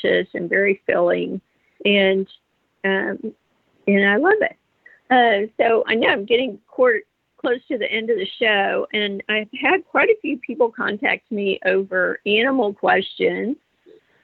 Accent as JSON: {"language": "English", "region": "Texas", "country": "United States", "said": "I'm from Texas"}